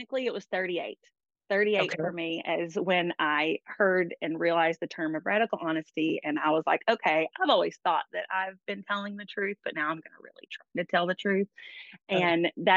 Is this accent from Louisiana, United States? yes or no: no; Knoxville, Tennessee, United States; also born or lived in Oregon; I'm from here, Knoxville, South Knoxville, East Knoxville. My grandparents were in South. I was raised in East.